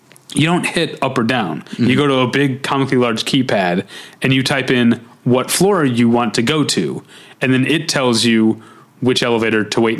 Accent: Midwest, United States; moved away as an adult; now in Los Angeles, United States; when I was new from the Midwest and broke.

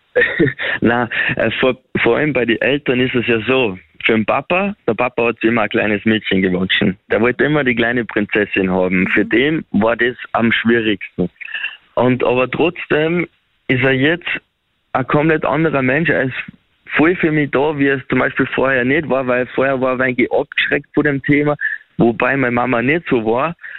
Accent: Upper Austria, Austria; ich komme aus Oberösterreich

